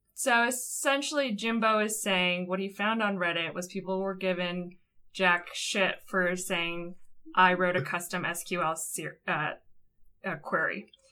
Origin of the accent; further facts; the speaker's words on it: United States; as an American